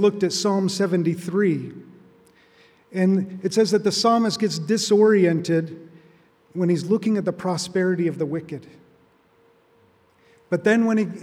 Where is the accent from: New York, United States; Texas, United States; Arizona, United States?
Arizona, United States; moved away; I grew up in Arizona